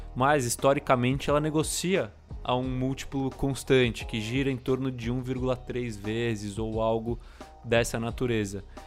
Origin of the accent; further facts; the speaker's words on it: Brazil; a gente é brasileiro